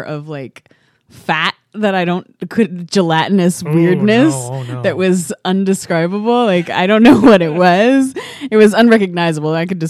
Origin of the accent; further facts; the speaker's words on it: Oregon, United States; And I come from Oregon.